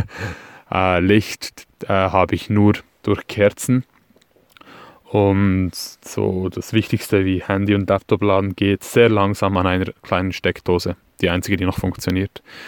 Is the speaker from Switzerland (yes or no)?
yes; Switzerland; accent: Swiss; Ich komme aus der Schweiz, wie ihr an meinem schlechten Hochdeutsch sicherlich hören werdet.